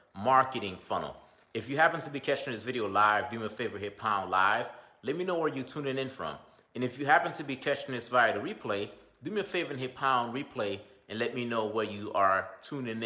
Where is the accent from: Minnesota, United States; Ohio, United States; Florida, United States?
Florida, United States; Belle Glade; now in Boynton Beach, United States; my hometown, you know, Belgrade